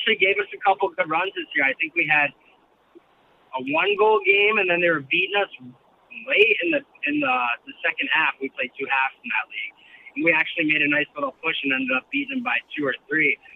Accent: United States; as an American

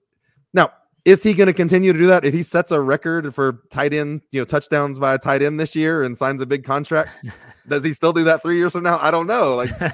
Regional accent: Texas, United States; I got real lucky growing up in Texas.

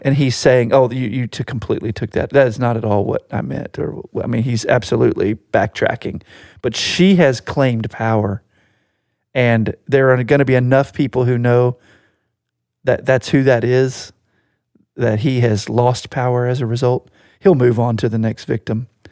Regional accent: Virginia Beach, Virginia, United States; We grew up in Virginia Beach, Virginia.

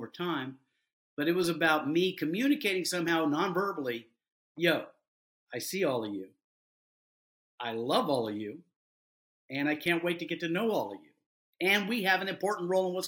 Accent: Deep South, United States; I developed that growing up in the Deep South

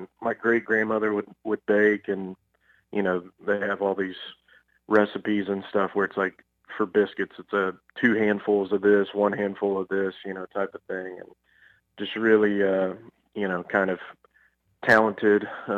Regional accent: Fort Worth, Texas, United States; I'm from Fort Worth, Texas, you know, born and raised. Obviously, we still live here now

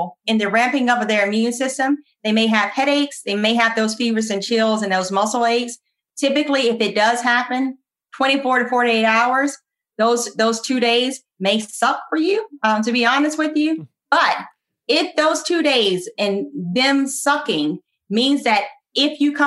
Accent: United States; accent: country; now in Virginia, United States; my country accent

